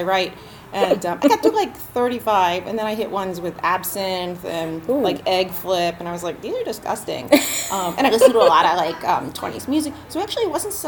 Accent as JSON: {"language": "English", "town": "Philadelphia", "region": "Pennsylvania", "country": "United States", "tie": "born or raised there", "moved": "as an adult", "lives_now": "Chicago, United States", "said": "I actually grew up in Philadelphia, so not my true hometown"}